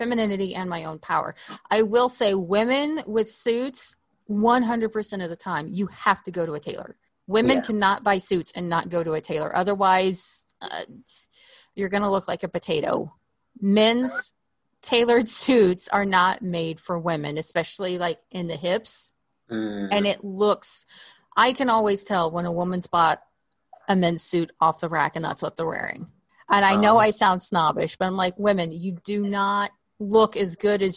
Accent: Oklahoma, United States; moved away as an adult; now in Los Angeles, United States; I grew up in Oklahoma and the weather there, you could have a wardrobe for four seasons, but I've been in LA for about 8 years now

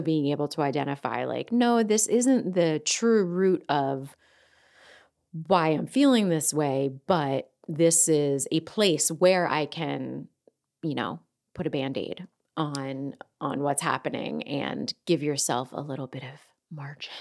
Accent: Delaware County, Pennsylvania, United States; accent: Delco; my Delco accent

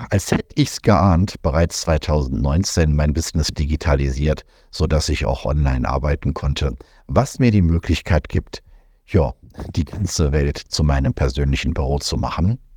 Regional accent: Germany; moved away as an adult; 2020 hat es mir gereicht. Ich bin aus Deutschland weg, wollte eigentlich nur nach Panama auswandern und dort bleiben

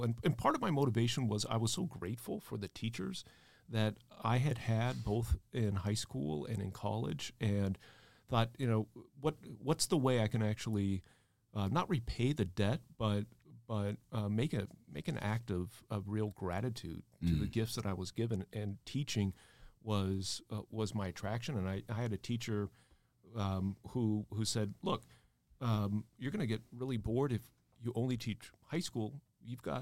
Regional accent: South Bend, Indiana, United States; also born or lived in Cincinnati, Ohio / New York; now in Dallas, United States; my hometown is South Bend, Indiana

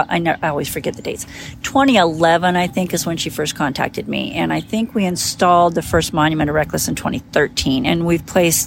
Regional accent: Colorado, United States; So I was raised in the Colorado country. We had an acre and a half

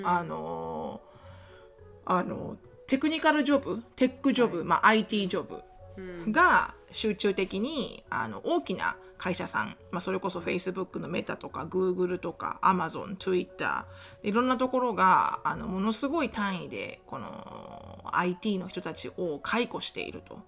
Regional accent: Japan; born or raised there; moved away

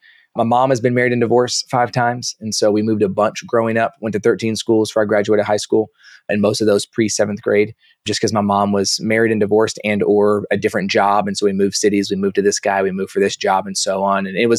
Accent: Dallas, Texas, United States; also born or lived in Kansas; So I was born in Kansas, but I only lived there for about a week. So I don't really claim Kansas. I came to Dallas right after that.

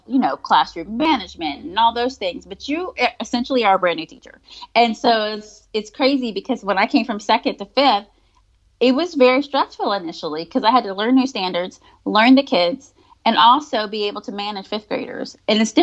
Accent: Virginia, United States; moved away as an adult; now in Georgia, United States; when I moved to Georgia, because I'm originally from Virginia. When I moved to Georgia in 2013

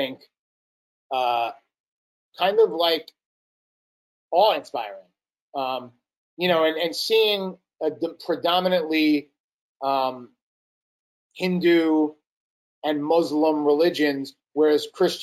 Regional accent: New York City, New York, United States; We're both from New York. He's from Long Island. I'm from Brooklyn

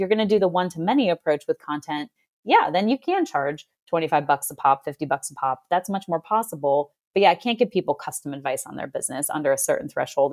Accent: Boston, Massachusetts, United States; I'm from Boston

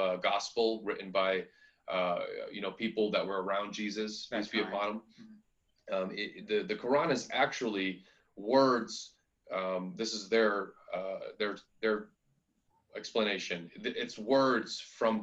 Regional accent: United States; also born or lived in New York; I grew up in America

